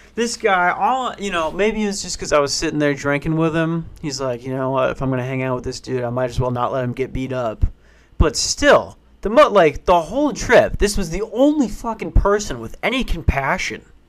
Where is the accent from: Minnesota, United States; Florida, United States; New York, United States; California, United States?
Minnesota, United States; I'm from Minnesota